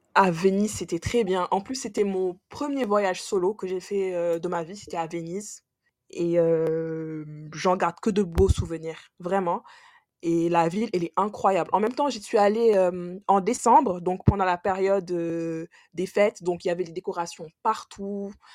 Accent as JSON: {"language": "French", "country": "Senegal", "moved": "yes", "lives_now": "France", "said": "je suis originaire du Sénégal aussi, je suis sénégalaise et je vis en France"}